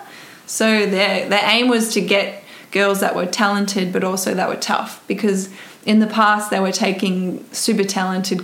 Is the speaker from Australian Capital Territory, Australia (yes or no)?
yes; Canberra, Australian Capital Territory, Australia; moved away as an adult; I come from Canberra, and it's great cycling community there.